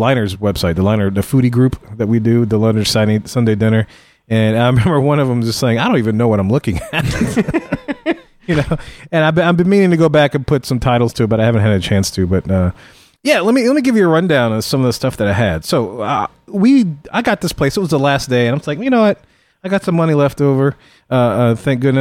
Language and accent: English; Louisiana, United States; we're from Louisiana